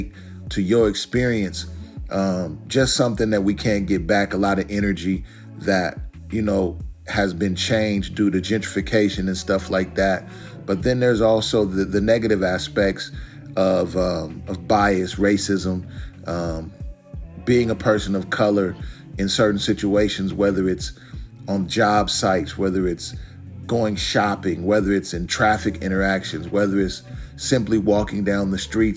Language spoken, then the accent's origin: English; Portland, Oregon, United States; was born and raised in Portland, Oregon. Still reside in Portland, Oregon.